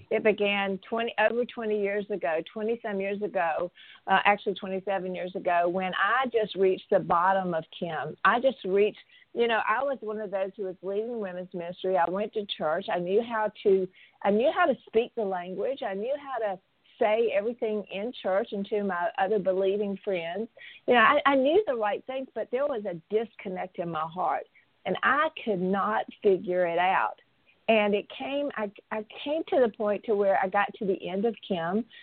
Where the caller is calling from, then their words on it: Phoenix, Maryland, United States; calling from Phoenix, Maryland.